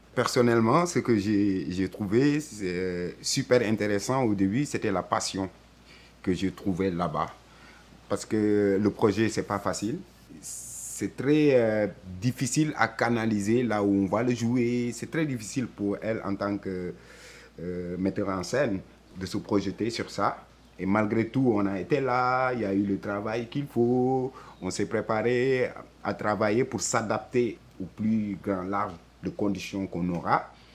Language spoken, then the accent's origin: French; Senegal; also born or lived in France; now in Montreal, Canada; Je suis né au Sénégal, j'ai grandi au Sénégal